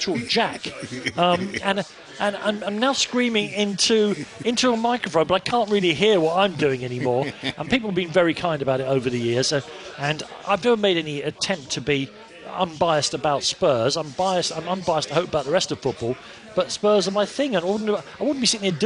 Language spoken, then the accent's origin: English; London, United Kingdom; I'm from Islington, all my family support Arsenal